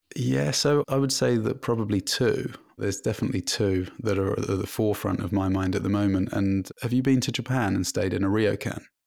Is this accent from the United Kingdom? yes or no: yes; London, United Kingdom; moved away as an adult; now in Canada; I've been full-time living in Canada, but I'm originally from London in the U K